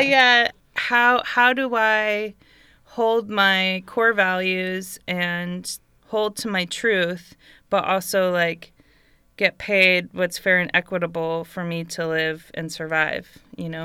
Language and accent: English; Bay Area, California, United States; moved away as an adult; I grew up in the Bay Area, like in California, in America, the U S